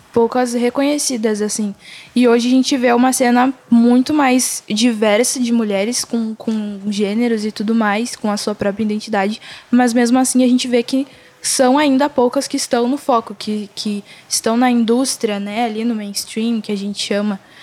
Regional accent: Rio Grande do Sul, Brazil; eu sou daqui mesmo, sou de, da Zona Sul.

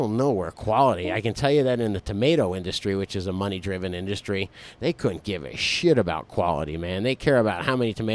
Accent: Florida, United States; now in Colorado, United States; I've grown oranges. I'm from Florida, man.

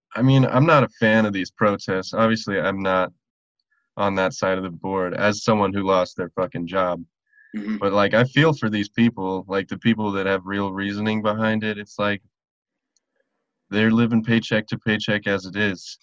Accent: Silverthorne, Colorado, United States; moved away; my hometown, like Silverthorne, Breckenridge area

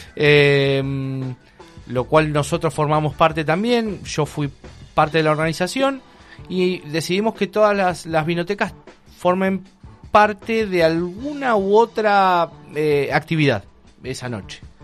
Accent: Argentina

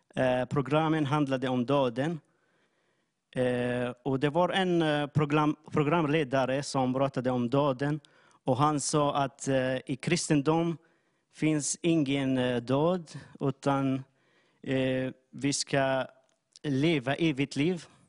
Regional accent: Syria; Swedish is a second language; moved away as an adult; now in Jönköping, Sweden; jag kommer från Syrien. Eh, jag har bott i Sverige i sju

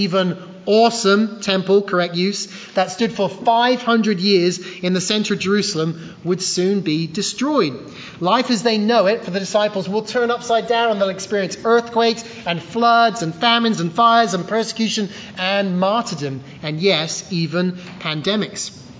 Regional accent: England, United Kingdom; Now, growing up in England, one of the worst seasons of the year is, of course, winter.

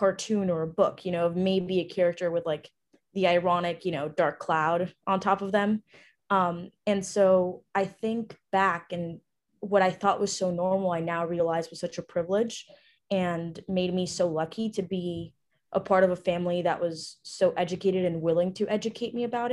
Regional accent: Ecuador; I was actually born and raised in Ecuador, South America.

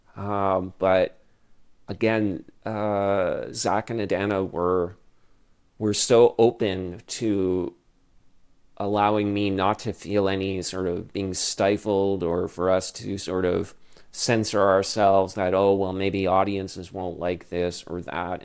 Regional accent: Ottawa, Ontario, Canada; also born or lived in Toronto; when I was growing up in Ottawa

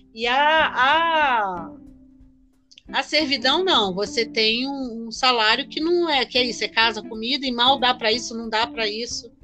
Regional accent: Rio de Janeiro, Brazil; moved away; Quando eu era menina, ainda no Rio de Janeiro

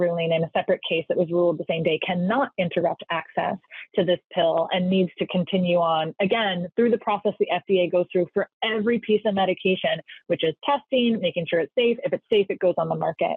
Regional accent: California, United States; now in Washington, D.C., United States; I'm from California, the great state of California. I'm here in Washington, D.C. now.

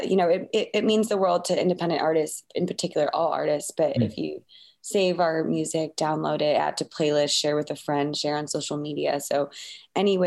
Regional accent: Chicago, Illinois, United States; moved away; I'm from Chicago too

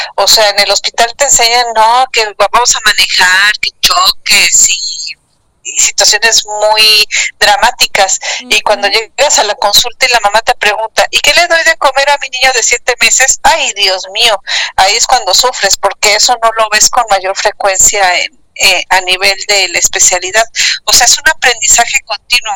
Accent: Mexico City, Mexico; moved away as an adult; now in Cancún, Mexico; yo nací en el Distrito Federal y soy hija de madre española

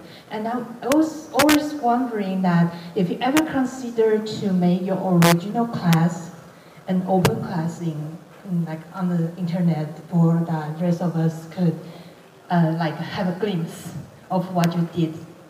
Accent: Taiwan; I'm from Taiwan.

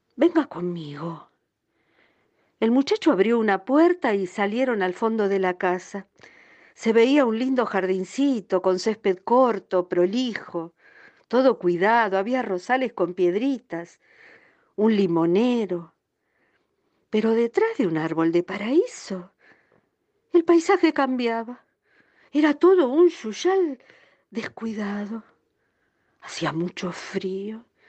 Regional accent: Lanús, Buenos Aires Province, Argentina; Me crié en Lanús

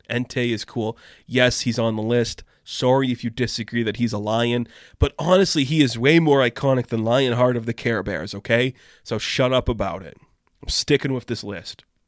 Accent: Canada; I am a Canadian guy

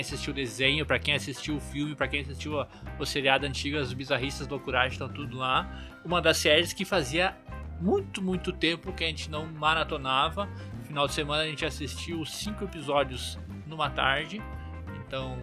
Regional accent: Venâncio Aires, Rio Grande do Sul, Brazil; eu sou, eu sou do interior do Rio Grande do Sul, Venâncio Aires

